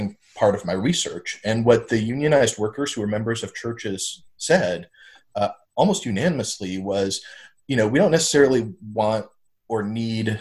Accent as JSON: {"language": "English", "region": "Kansas", "country": "United States", "tie": "born or raised there", "said": "I was being born and raised in Kansas"}